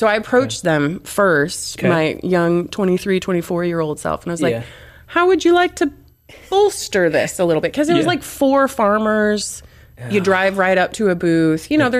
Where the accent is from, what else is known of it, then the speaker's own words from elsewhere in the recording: Illinois, United States; moved away as an adult; also born or lived in Iowa / Chicago / East Coast / Montana; now in Waco, United States; I'm originally from the Midwest. Grew up in Illinois, went to school in Iowa, have lived a smattering of other places, including like Chicago, East Coast, Montana.